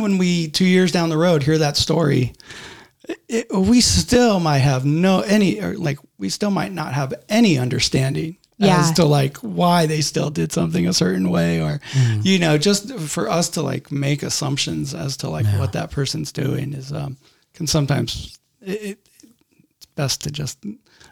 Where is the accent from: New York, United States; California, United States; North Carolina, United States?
California, United States; Garden Grove; born or raised there